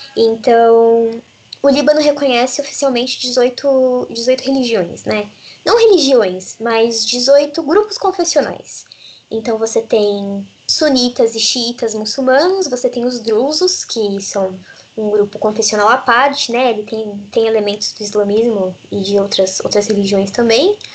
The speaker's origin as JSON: {"language": "Portuguese", "country": "Brazil", "tie": "born or raised there", "said": "eu cresci eu, no, no Brasil"}